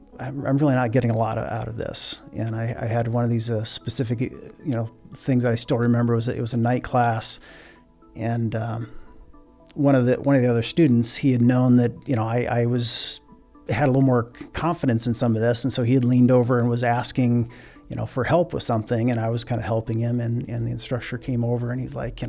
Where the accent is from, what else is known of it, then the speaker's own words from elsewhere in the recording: Scribner, Nebraska, United States; I'm originally from Scribner, Nebraska. It's a little town of a little less than 1,000, just to the north of Fremont